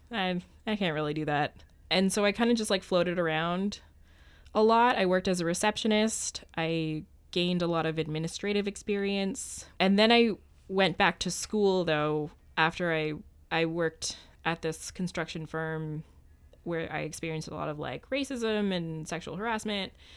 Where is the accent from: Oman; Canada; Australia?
Canada; Ottawa, Ontario; moved away as an adult; I grew up in Ottawa, Ontario